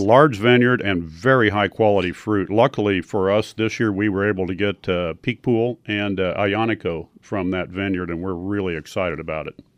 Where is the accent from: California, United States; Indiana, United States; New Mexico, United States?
Indiana, United States; also born or lived in Tucson, Arizona; now in Cornville, United States; I grew up in Indiana